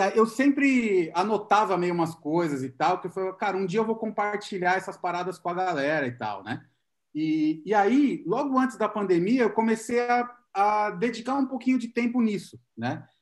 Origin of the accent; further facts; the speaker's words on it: Santo André, São Paulo, Brazil; moved away as an adult; now in São Paulo, Brazil; Eu sou de Santo André. Na verdade, eu moro em São Paulo há três anos e pouco